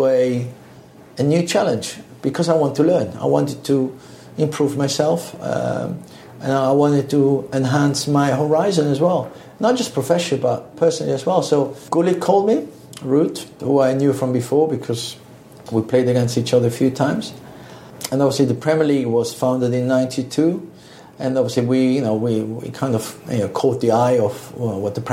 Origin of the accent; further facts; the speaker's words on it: Switzerland; moved away as an adult; also born or lived in Italy; I grew up in Switzerland with Italian parents